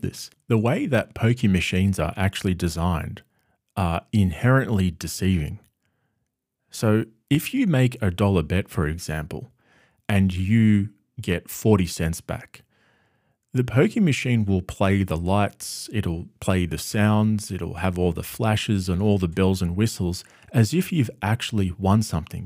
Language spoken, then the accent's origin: English; Australia; having grown up in Australia my whole life